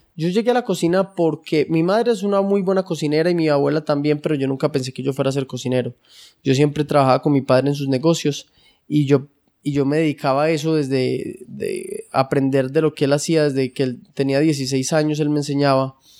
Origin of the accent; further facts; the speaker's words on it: Colombia; estamos en un país como Colombia, medio tercermundista